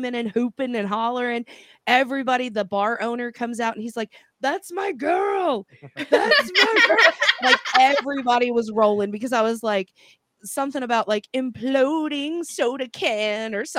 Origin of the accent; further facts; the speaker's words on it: Kentucky, United States; I'm also from Kentucky